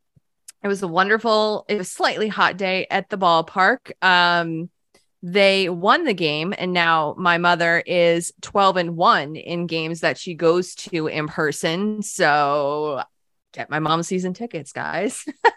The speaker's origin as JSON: {"language": "English", "region": "New Jersey", "country": "United States", "said": "we're both from New Jersey, too."}